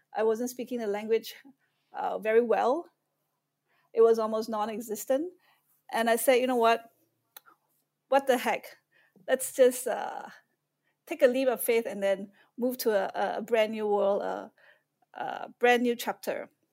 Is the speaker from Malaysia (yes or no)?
yes; Malaysia; moved away as an adult; also born or lived in Austin, Texas, United States / Singapore; now in Shanghai, China; I was born and raised in Malaysia. I left when I was nineteen years old